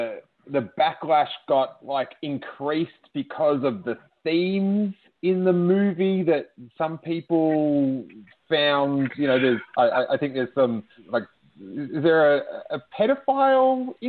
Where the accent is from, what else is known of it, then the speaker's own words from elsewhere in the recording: Australia; I'm from Australia